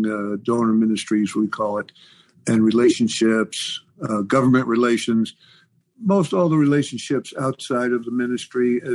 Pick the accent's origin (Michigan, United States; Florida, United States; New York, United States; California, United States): New York, United States; New York City; I grew up in New York City, Lower East Side of New York, Jewish family